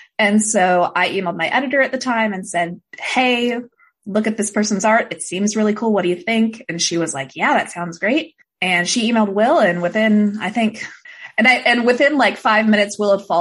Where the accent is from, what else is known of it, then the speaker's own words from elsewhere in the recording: Portland, Oregon, United States; I'm also from Portland originally